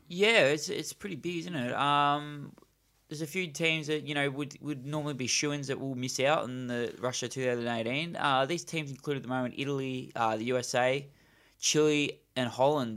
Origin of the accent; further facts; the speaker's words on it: Australia; as an Australian